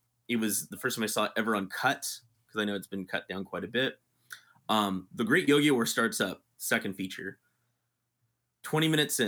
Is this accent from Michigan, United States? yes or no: no; South Bay, California, United States; now in San Francisco, United States; growing up in the South Bay